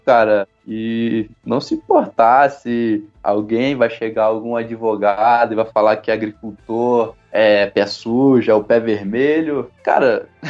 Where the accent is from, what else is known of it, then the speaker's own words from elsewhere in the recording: Teresópolis, Rio de Janeiro, Brazil; Eu sou aqui de Teresópolis, como você já falou, uhum. filho de agricultor, toda a família teve o pé ali na roça